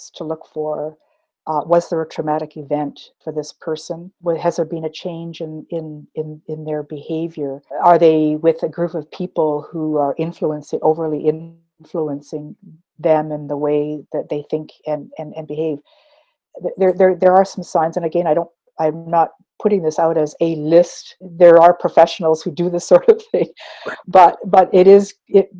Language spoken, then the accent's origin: English; Fort Erie, Ontario, Canada; also born or lived in Six Nations of the Grand River, Ontario; being the only Indian family, or as we say today, Indigenous family in Fort Erie, Ontario